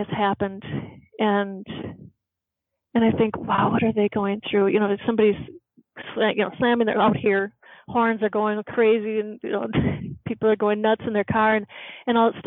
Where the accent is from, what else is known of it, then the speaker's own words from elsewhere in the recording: Midwest, United States; I'm from the Midwest